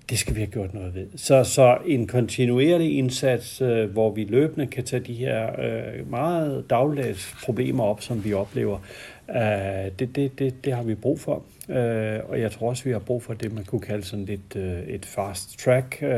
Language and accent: Danish; Denmark; Det kan vi ikke få som danskere.